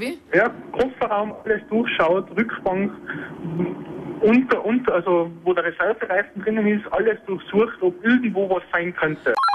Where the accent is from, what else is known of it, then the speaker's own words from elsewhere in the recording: Tyrol, Austria; ich bin aus Tirol, mit einem Unterländer Kennzeichen